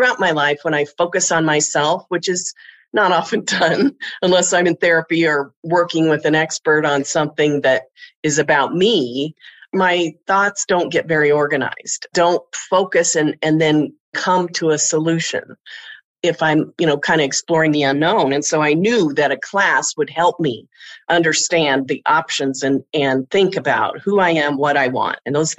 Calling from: Denver, Colorado, United States; I'm in Denver, Colorado.

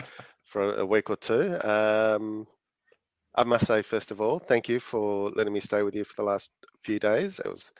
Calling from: Melbourne, Victoria, Australia; Hello, hello from sunny, oh no, sorry, freezing cold Melbourne.

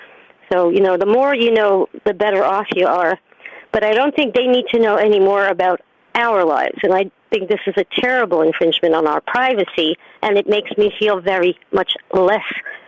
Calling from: New York City, New York, United States; from New York City.

